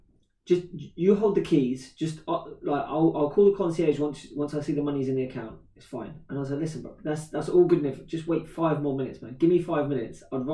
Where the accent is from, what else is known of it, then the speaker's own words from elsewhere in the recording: Slough, South East England, United Kingdom; I'm from Slough